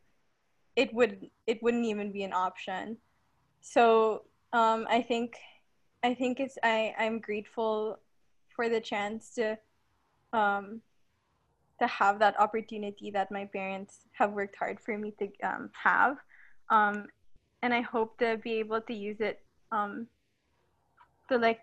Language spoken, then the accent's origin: English; Philippines; also born or lived in Canada; we're all Filipino